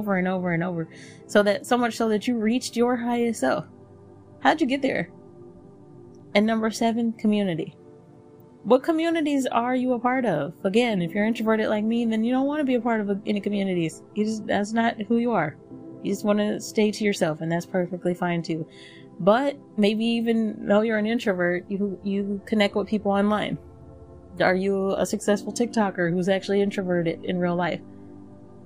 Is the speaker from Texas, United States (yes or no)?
yes; Texas, United States; I grew up in Texas